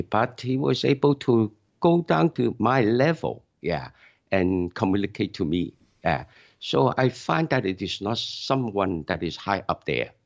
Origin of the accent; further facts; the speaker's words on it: Hong Kong; moved away as an adult; now in Canada; I'm from Hong Kong, so I attend churches in Hong Kong.